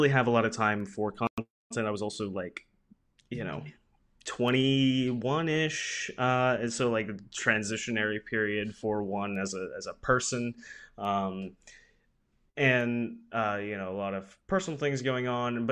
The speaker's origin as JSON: {"language": "English", "town": "Pensacola", "region": "Florida", "country": "United States", "tie": "born or raised there", "said": "This is my hometown university"}